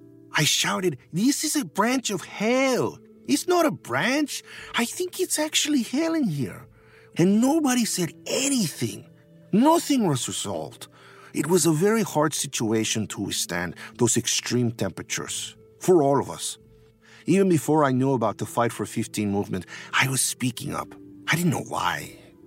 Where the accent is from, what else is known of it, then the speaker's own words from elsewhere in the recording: Taxco, Guerrero, Mexico; I am from Mexico, from the state of Guerrero. Taxco, Guerrero is a mining town. And even now, many of the streets are dirt roads. The only one paved is the highway to Iguala.